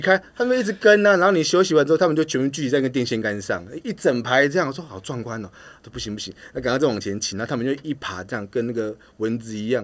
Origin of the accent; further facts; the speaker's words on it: Taiwan; also born or lived in Philippines; 全部就只有你一个台湾人。我说没有，一部分是因为在那边出生，想要找家人，寻亲为主的，比赛为辅。